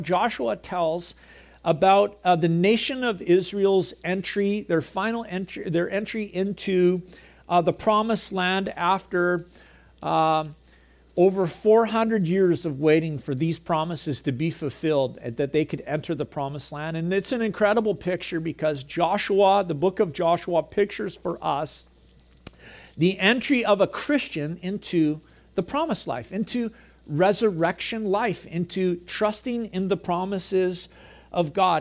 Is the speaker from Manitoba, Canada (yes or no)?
no; Gibsons, British Columbia, Canada; also born or lived in Prince George; I grew up here in Gibson's.